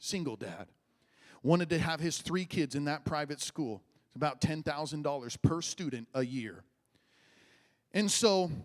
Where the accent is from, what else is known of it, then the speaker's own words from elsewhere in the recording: Midwest, United States; moved away; I grew up in the Midwest where there's cornfields and bean fields and all